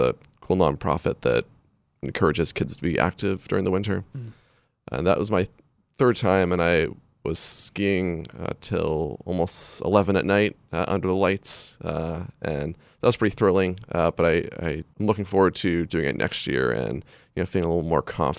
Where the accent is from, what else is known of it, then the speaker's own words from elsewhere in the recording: Hallowell, Maine, United States; Kind of near my hometown, I always love going to, just exploring some of the kind of woods near my hometown. In Hollowell, there's the Vaughn's Woods